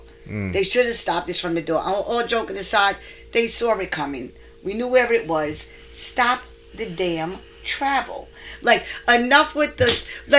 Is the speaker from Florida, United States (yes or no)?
no; Staten Island, New York, United States; Like it hit Staten Island. I'm from Staten Island.